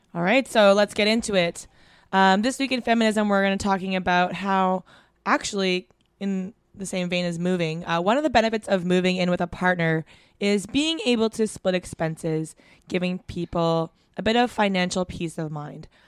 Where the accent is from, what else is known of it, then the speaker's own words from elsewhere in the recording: Vancouver, British Columbia, Canada; growing up in Vancouver